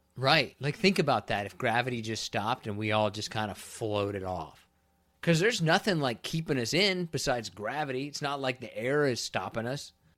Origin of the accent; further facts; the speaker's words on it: Kansas, United States; moved away; also born or lived in Florida; I'm from Kansas